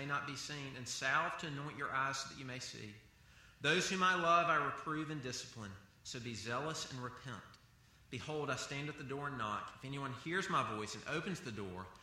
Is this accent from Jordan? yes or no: no; the South, United States; I grew up in the South